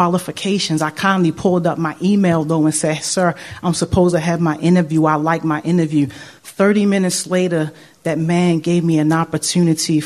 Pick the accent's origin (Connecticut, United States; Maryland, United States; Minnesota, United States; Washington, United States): Maryland, United States; Baltimore; moved away as an adult; I hated growing up in Baltimore, y'all. I grew up in the worst part, West Baltimore, Reisterstown Road and Gwynns Falls